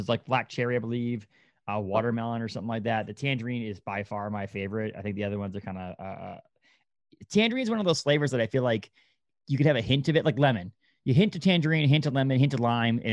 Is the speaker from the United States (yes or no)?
yes; Kittery, Maine, United States; I grew up in Kittery.